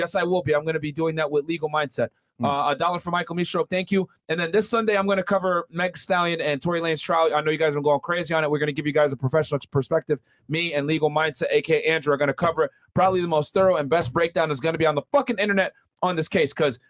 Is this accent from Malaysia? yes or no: no; Senegal; I'm from Senegal. West Africa, already married, second wife.